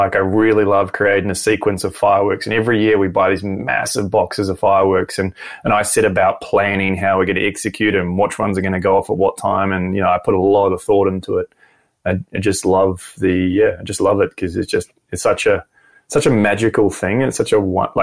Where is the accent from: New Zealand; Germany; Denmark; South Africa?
New Zealand; moved away as an adult; now in Brisbane, Australia; Kiwi, born and raised in New Zealand and moved here when I was 25